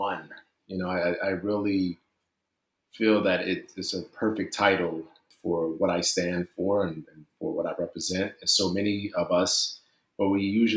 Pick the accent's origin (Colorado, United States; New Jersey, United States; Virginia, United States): New Jersey, United States; Newark; I'm from Newark, New Jersey. I grew up not too far from Seton Hall University.